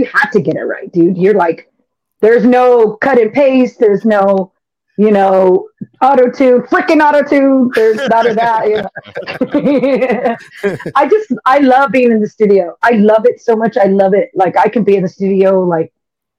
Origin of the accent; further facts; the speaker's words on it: San Antonio, Texas, United States; I've represented my hometown, you know, all over the world. And I take a lot of pride in being from San Antonio